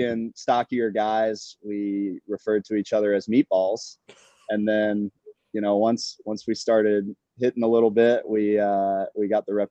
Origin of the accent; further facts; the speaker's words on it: North Carolina, United States; moved away as an adult; now in Los Angeles, United States; growing up in North Carolina